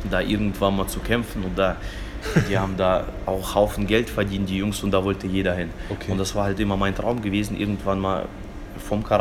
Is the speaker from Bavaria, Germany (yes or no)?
no; Fulda, Hesse, Germany; also born or lived in Kazakhstan; aus Fulda. Bin hier mhm. aufgewachsen, bin, bin 30 Jahre alt, und äh, komme eigentlich ursprünglich geboren bin ich in Kasachstan.